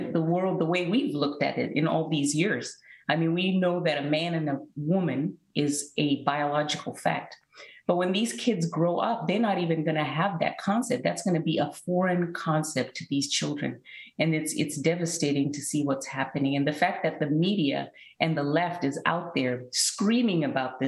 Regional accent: Zimbabwe; when I was growing up in Zimbabwe

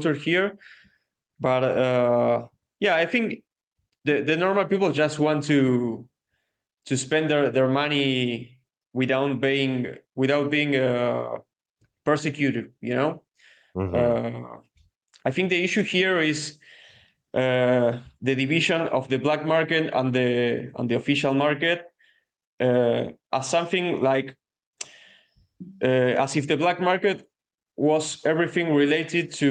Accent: Argentina

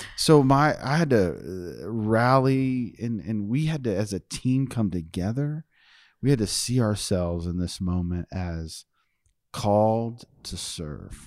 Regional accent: North Richmond, Texas, United States; the neighborhood I grew up playing baseball in North Richmond

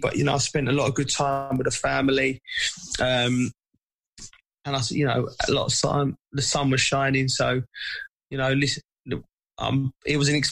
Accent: England, United Kingdom; as an Englishman, as an English player

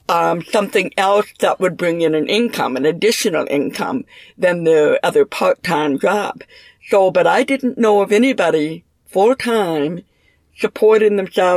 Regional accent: Minneapolis, Minnesota, United States; also born or lived in St. Cloud; I was raised in Minneapolis and graduated from high school here

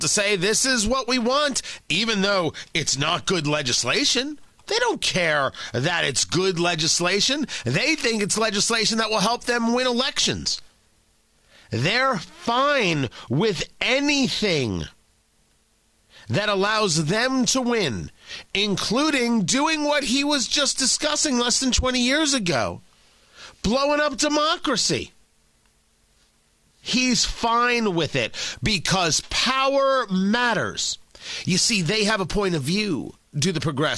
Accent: New Jersey, United States; moved away as an adult; also born or lived in Washington, D.C. / Los Angeles; I grew up in Jersey

